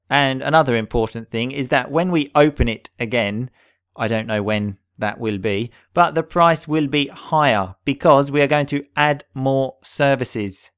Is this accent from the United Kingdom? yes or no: yes; England, United Kingdom; I grew up in England